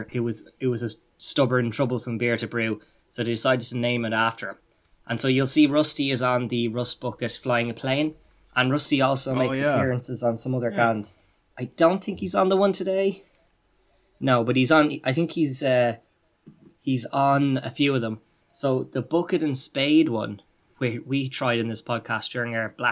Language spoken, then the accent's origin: English; Ireland; being a fellow Irish person